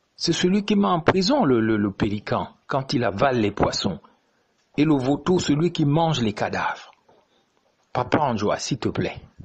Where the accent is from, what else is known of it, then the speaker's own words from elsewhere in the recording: Gabon; notre pays